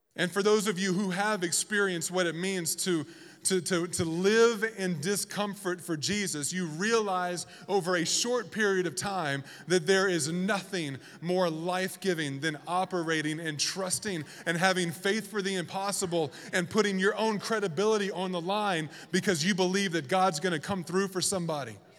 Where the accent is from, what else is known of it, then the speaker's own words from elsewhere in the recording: the South, United States; moved away as an adult; also born or lived in Washington, D.C.; now in Reno, United States; I'm from the South. We have pronunciations for everything that's incorrect.